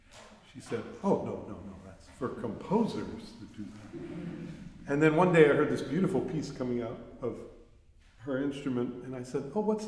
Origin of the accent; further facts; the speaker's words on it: San Francisco, California, United States; And, you know, we're from San Francisco, so you have to imagine that kind of psychedelic colors flying around.